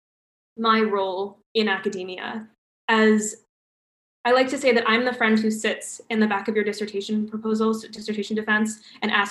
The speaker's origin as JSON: {"language": "English", "country": "United States", "moved": "as an adult", "lives_now": "Canada", "said": "me as an American"}